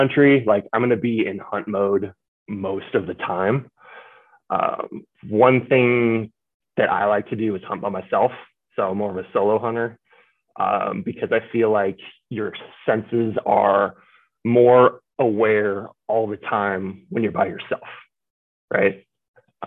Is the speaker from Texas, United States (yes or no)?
no; Washington, United States; born and raised in Washington